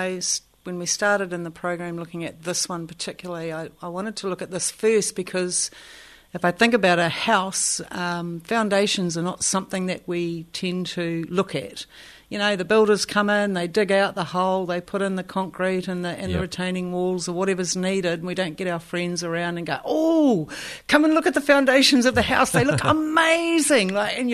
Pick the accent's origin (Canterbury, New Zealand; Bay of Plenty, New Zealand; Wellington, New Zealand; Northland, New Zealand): Bay of Plenty, New Zealand; Katikati; born there; also born or lived in Tauranga; oh, yeah, I was born in Katikat. Like that was my – that was the only thing I had to land on.